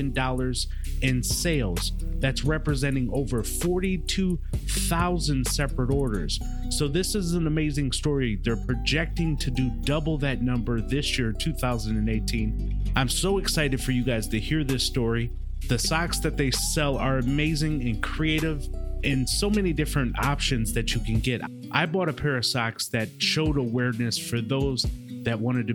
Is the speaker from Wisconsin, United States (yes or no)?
yes; Milwaukee, Wisconsin, United States; moved away; I'm from the Midwest. So I'm from Milwaukee, Wisconsin originally